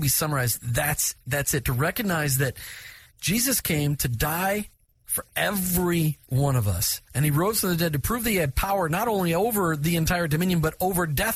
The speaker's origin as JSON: {"language": "English", "region": "Minnesota", "country": "United States", "tie": "born or raised there", "said": "I grew up in Minnesota"}